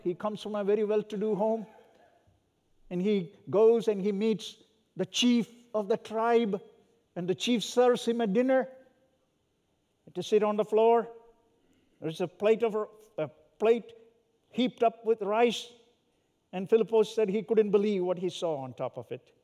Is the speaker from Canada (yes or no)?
no; South India, India; also born or lived in Southern California; now in North India, India; where I was born and raised in Southern India.